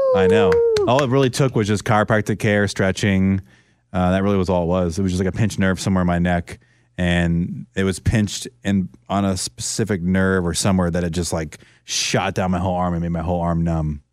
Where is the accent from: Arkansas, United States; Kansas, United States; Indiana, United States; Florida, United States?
Florida, United States; Orlando; moved away as an adult; also born or lived in San Francisco; She was the vessel to get me out of my hometown and to get me over to the West Coast, 'cause I would have probably done it at some point, but it got me to do it sooner than I wanted to. I was uncomfortable leaving Orlando, moving to San Francisco